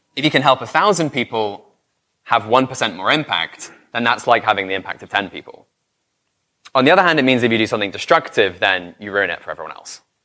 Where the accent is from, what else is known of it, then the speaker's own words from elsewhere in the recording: United Kingdom; I'm British